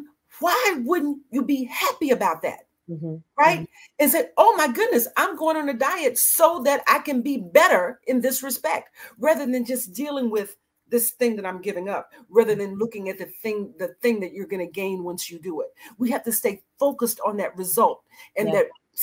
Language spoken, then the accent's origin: English; Annapolis, Maryland, United States; I said, well, you know, I'm here visiting from Maryland. He said, where? I said, Annapolis.